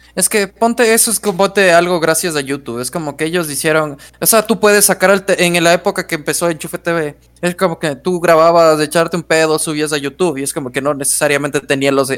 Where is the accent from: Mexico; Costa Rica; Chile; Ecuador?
Ecuador; somos ecuatorianos